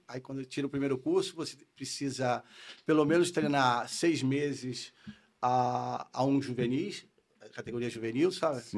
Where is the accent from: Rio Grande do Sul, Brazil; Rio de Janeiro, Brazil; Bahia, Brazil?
Rio de Janeiro, Brazil; accent: carioca; moved away as an adult; also born or lived in Minas Gerais / Spain; vim com um ano para o Rio, então tenho sotaque carioca